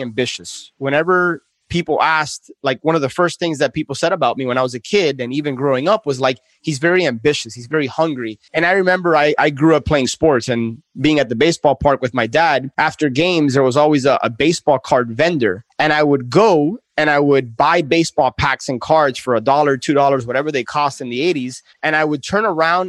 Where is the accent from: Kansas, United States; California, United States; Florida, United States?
Florida, United States; Miami; also born or lived in New York City; born and raised in Miami.